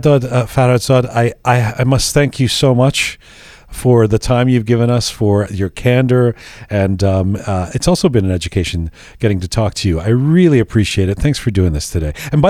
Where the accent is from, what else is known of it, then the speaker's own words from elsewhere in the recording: London, United Kingdom; also born or lived in Canada; you grew up in Iran, I grew up in London and then in Canada, but we have this common connective tissue.